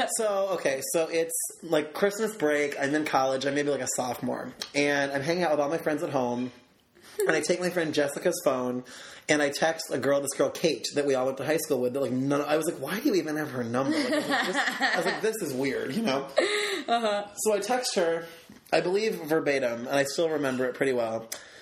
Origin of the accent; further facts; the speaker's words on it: Aurora, Illinois, United States; I'm from Aurora